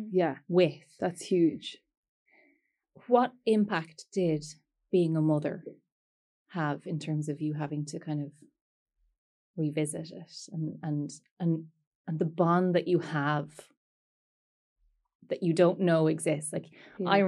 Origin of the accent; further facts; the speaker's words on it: Bessborough, Munster, Ireland; born there; I was born in Bessborough.